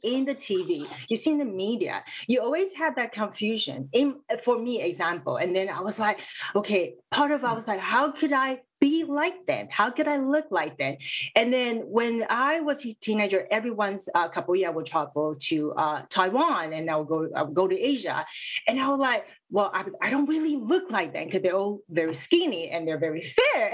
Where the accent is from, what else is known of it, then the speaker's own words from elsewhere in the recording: Vancouver, British Columbia, Canada; growing up in vancouver